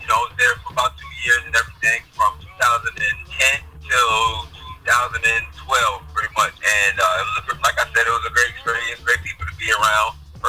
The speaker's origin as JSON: {"language": "English", "town": "Springfield", "region": "New Jersey", "country": "United States", "also_born_or_lived": "Notre Dame, Indiana / Delaware", "moved": "as an adult", "lives_now": "Boston, United States", "said": "I'm originally from New Jersey, Springfield, New Jersey, and in high school, I went to St. Peter's Prep. It's out in Jersey City, New Jersey."}